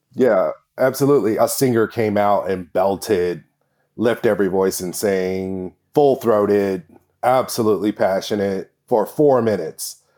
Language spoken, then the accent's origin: English; Kansas, United States; now in Portland, United States; I grew up in Kansas